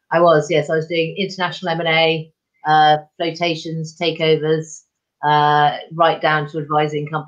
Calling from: South West England, United Kingdom; I'm in deepest Somerset in the UK, which is south of Bristol for your international readers if you get out your uh, maps. Um, and it's pretty rural around here

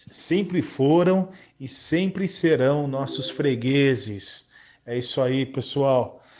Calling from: São Paulo, Brazil; sou aqui de São Paulo, aqui da Vila Prudente.

